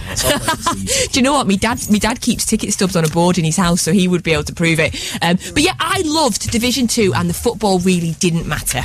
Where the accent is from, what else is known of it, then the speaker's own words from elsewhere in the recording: Scotland, United Kingdom; I am Scottish